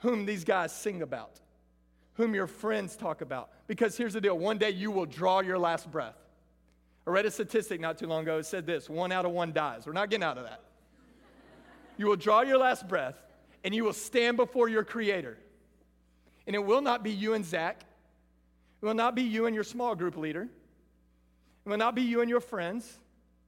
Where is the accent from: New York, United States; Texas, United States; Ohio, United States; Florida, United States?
Texas, United States; Lorena; I grew up in Lorena, Texas, a little small 3A school